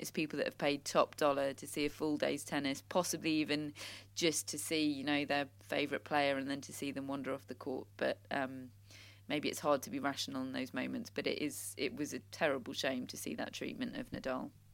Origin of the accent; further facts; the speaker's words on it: United Kingdom; we're British